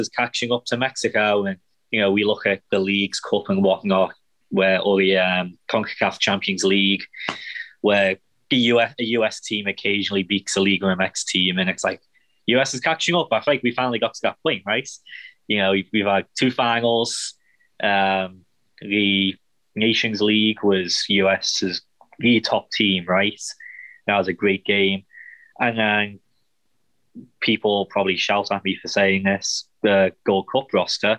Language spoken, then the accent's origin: English; England, United Kingdom; now in Kansas City, United States; being English